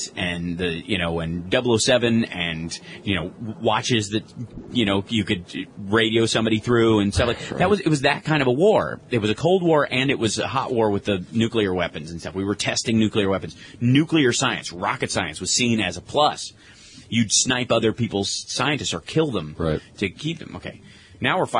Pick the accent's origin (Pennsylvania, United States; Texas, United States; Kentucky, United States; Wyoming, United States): Kentucky, United States; I grew up in Kentucky